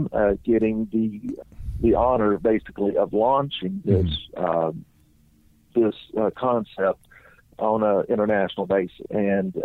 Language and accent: English; Texas, United States; accent: Texas; my Texas accent